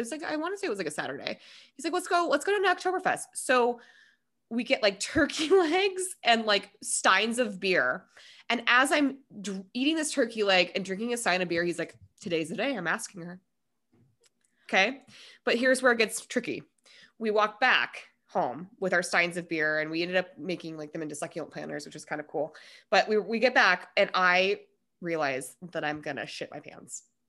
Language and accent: English; Denver, Colorado, United States; also born or lived in Minnesota; I am one hundred percent Coloradan, like, through and through